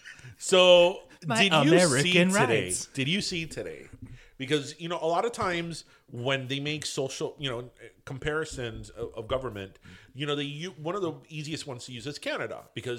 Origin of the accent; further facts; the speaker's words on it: United States; we love, love being American.